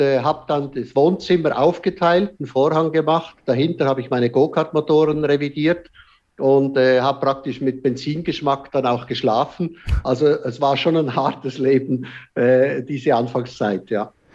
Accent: Switzerland; ich als Schweizer

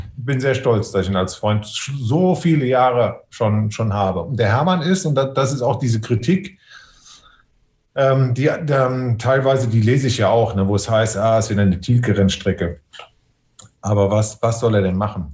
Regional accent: Westerwald, Rhineland-Palatinate, Germany; dass ich aus dem Westerwald komme

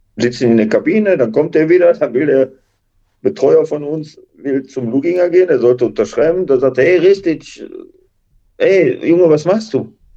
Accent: Duisburg, North Rhine-Westphalia, Germany; born or raised there

